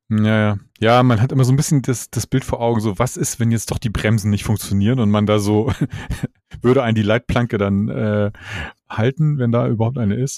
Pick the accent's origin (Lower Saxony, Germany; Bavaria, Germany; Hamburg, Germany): Hamburg, Germany; so als Hamburger